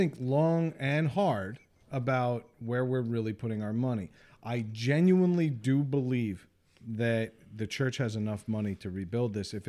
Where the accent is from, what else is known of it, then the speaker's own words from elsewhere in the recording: New York, United States; I'm a New Yorker.